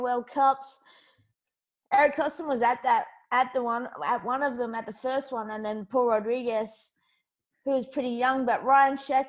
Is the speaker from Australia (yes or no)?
yes; Perth, Western Australia, Australia; also born or lived in United States; I'm from Perth, Western Australia